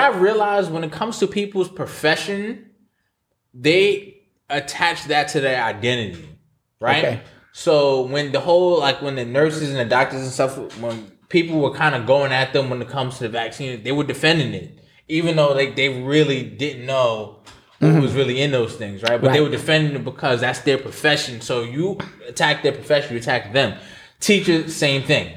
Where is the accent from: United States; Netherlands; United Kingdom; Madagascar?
United States; New York; we're from New York